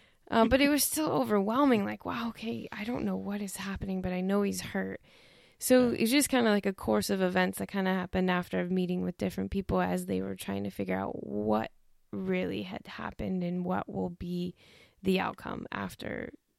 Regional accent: Toledo, Ohio, United States; now in Dayton, United States; I grew up in Toledo and we moved down to Dayton.

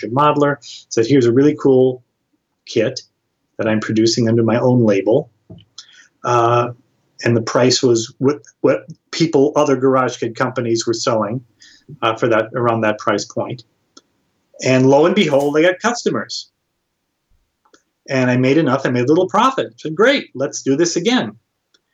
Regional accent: Chicago, Illinois, United States; moved away as an adult; also born or lived in Madison, Wisconsin; I'm from the Chicago area at the time, I was living in Madison, Wisconsin, where I went to school

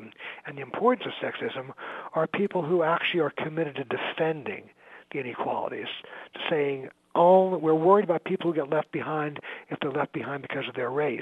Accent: New York, United States; now in Chicago, United States; I'm from New York, and I sort of follow New York politics, even though I live in Chicago now

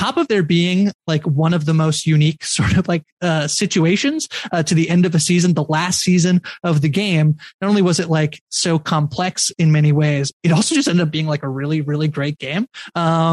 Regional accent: near Toronto, Ontario, Canada; I am from near the Toronto area, about 2.5 hours, 2-ish hours outside of Toronto.

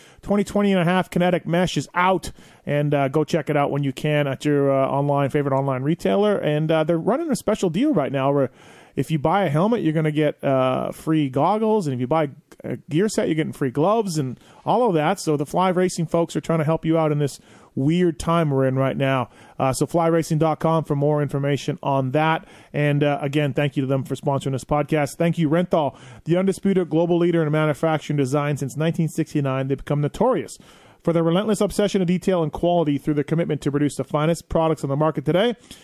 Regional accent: Canada; proud to say that insulin for diabetes was invented right there in my home country of Canada.

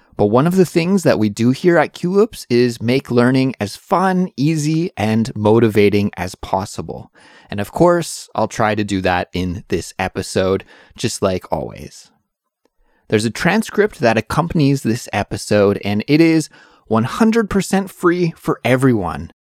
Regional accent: Canada; now in Seoul, South Korea; I'm an English teacher from Canada, but I'm currently living in Seoul, South Korea

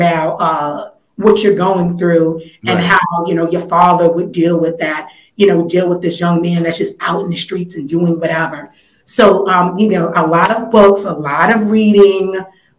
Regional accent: New York City, New York, United States; I originally grew up in Weeksville, commuted over to Fort Greene, where I went to elementary school

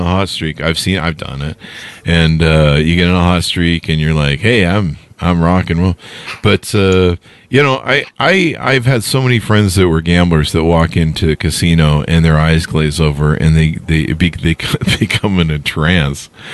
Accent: Utah, United States; moved away as an adult; also born or lived in Las Vegas, Nevada; I'm from Utah.

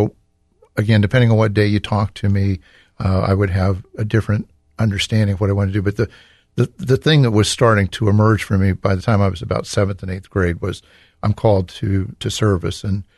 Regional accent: Reynoldsburg, Ohio, United States; we moved here into Columbus in 1959. And I grew up in Reynoldsburg in St. Pius Parish.

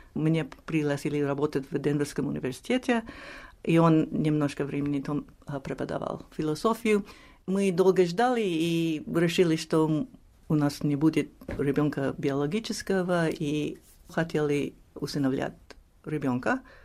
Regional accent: New York, United States; Russian is a second language; А мы выросли в Нью-Йорке

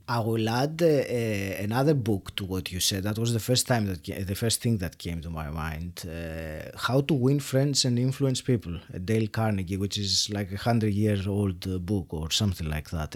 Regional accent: Greece; moved away as an adult; now in United Kingdom; Then I worked in Greece, which is my home country, for about ten years

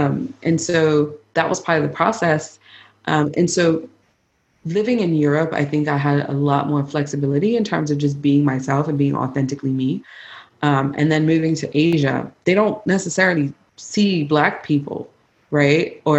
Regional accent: Bermuda; accent: Bermudian; It started with me like not code switching, trying to talk as much in my Bermuda accent, whatever's left, you know, and talk about my culture

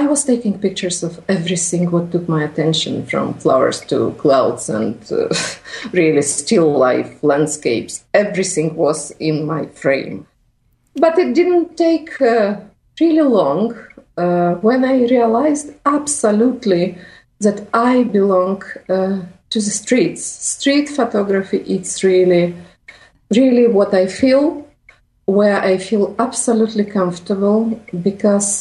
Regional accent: Vilnius, Vilnius County, Lithuania; moved away as an adult; now in Rome, Italy; I'm not Italian. I'm Lithuanian. I'm from Vilnius, but I live in Rome around 4 years because of my husband's work

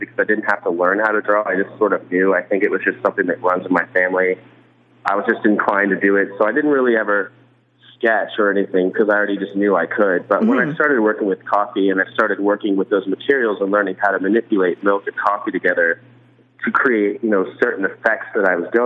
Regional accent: Maryland, United States; moved away as an adult; also born or lived in New York; when I first moved to New York, I'm originally from Maryland

